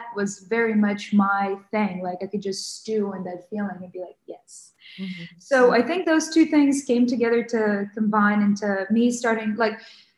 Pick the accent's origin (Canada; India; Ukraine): Ukraine; moved away; also born or lived in Western Ukraine / Kyiv; I grew up in Western Ukraine, so I was born and I grew up in Kyiv, but until I was 8 years old, I was in Western Ukraine